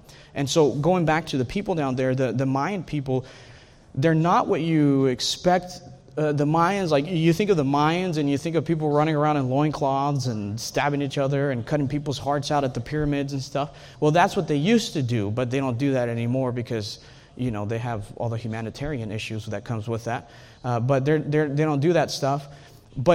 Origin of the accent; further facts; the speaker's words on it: Texas, United States; I know you guys are Texans. I hope most of you guys are Texans. I'm a Texan.